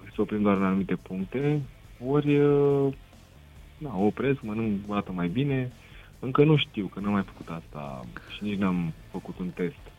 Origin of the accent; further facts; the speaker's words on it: Râmnicu Sărat, Buzău County, Romania; sunt din Râmnicu Sărat